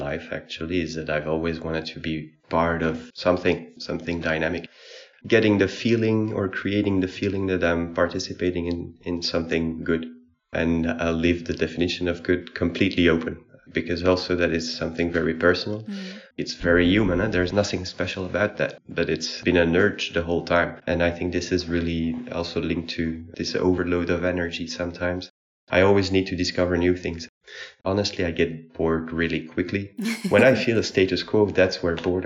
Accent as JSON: {"language": "English", "town": "Brussels", "region": "Brussels-Capital Region", "country": "Belgium", "said": "I'm from Belgium, probably from Brussels."}